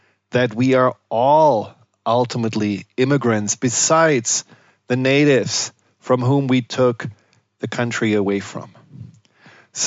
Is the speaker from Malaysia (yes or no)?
no; Germany; I grew up in Germany